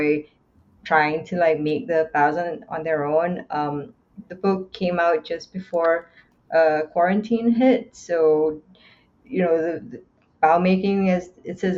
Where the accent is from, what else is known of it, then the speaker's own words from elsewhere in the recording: Singapore; now in Canada; I grew up in Singapore.